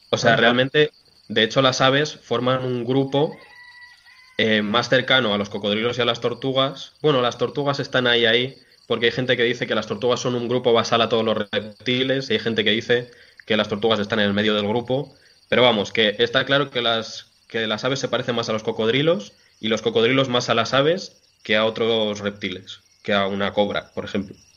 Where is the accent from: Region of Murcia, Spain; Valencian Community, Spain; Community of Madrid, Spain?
Community of Madrid, Spain; Montejo de la Sierra; en mi pueblo, en Montejo de la Sierra